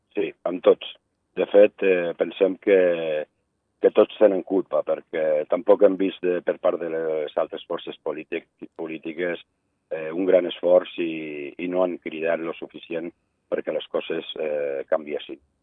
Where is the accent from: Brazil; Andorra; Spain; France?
Andorra; nosaltres, com a andorrans